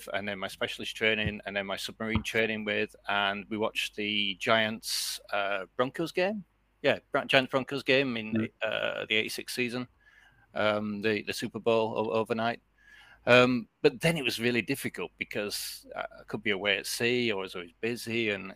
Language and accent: English; Leeds, Yorkshire and the Humber, United Kingdom; moved away as an adult; now in Netherlands; as a young lad living in Leeds